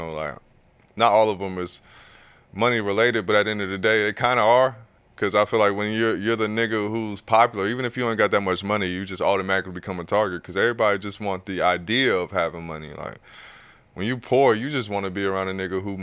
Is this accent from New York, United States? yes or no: no; Atlanta, Georgia, United States; I'm from Atlanta